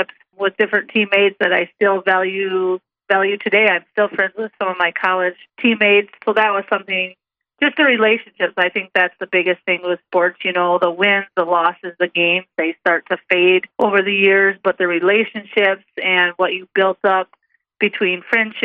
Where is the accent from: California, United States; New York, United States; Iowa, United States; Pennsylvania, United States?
Iowa, United States; Sioux Center; I grew up in Sioux Center, Iowa, so right in the hometown of Dort